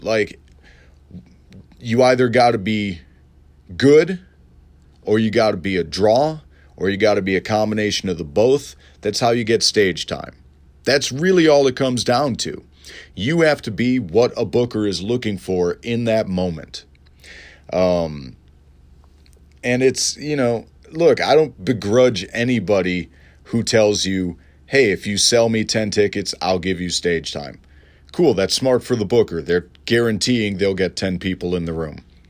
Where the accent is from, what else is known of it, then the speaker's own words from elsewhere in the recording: Elmhurst, Illinois, United States; moved away; I'm going back to my hometown of Elmhurst